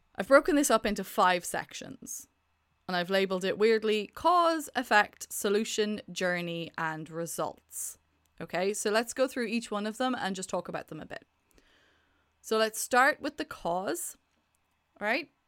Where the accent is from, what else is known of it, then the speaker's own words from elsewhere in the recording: Ireland; accent: Irish; I'm Irish